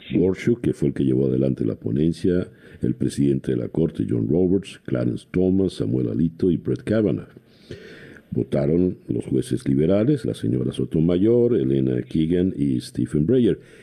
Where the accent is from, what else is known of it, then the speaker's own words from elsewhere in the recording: Venezuela; now in Miami, United States; como venezolano